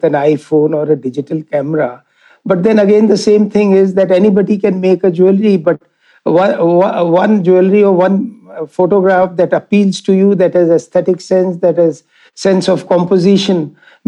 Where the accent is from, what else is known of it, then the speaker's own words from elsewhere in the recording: Jaipur, Rajasthan, India; I'm born and brought up in Rajasthan, in Jaipur.